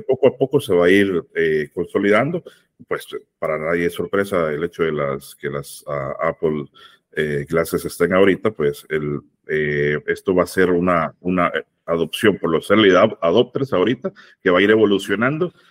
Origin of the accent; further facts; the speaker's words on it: El Salvador; yo soy salvadoreño